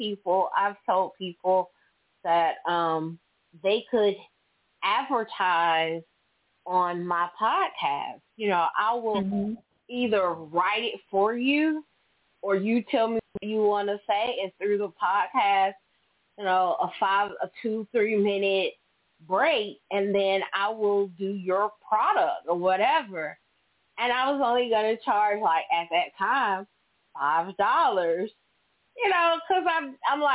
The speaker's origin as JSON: {"language": "English", "town": "Philadelphia", "region": "Pennsylvania", "country": "United States", "tie": "born or raised there"}